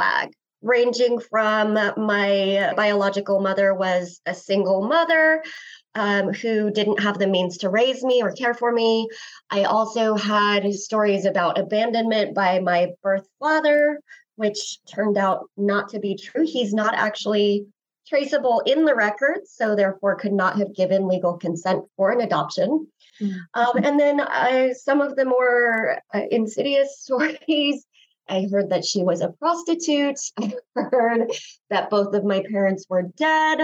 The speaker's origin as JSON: {"language": "English", "town": "Greeley", "region": "Colorado", "country": "United States", "tie": "born or raised there", "also_born_or_lived": "South Korea", "said": "I grew up in Greeley"}